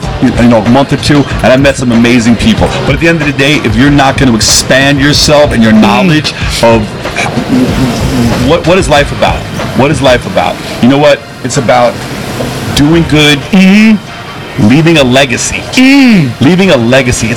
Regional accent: New York City, New York, United States; now in Las Vegas, United States; being from Brooklyn

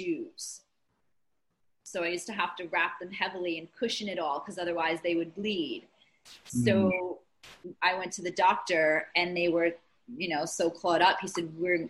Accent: Rhode Island, United States; moved away as an adult; also born or lived in Baltimore; now in New Jersey, United States; I grew up in Rhode Island and where Marianne is

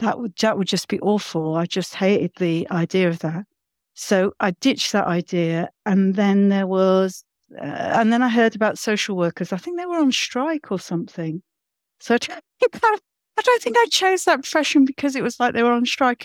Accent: London, United Kingdom; growing up where I grew up in London

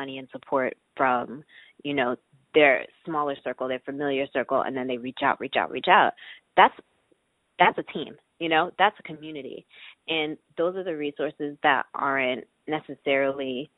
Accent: New York, United States; I'm from New York, so I've had a lot of support in the fact that my parents live here, too

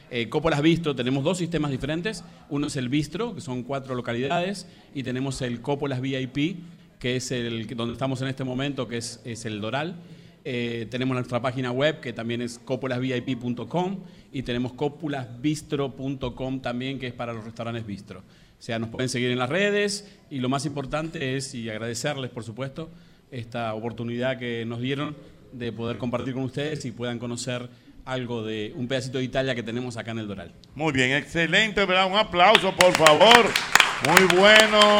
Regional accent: Argentina; Yo soy argentino, por supuesto, tenemos buenas

